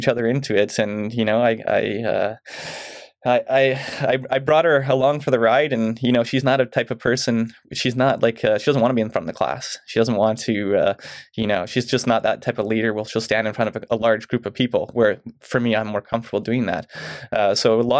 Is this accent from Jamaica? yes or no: no; Mission, British Columbia, Canada; now in Chilliwack, Canada; I grew up in Mission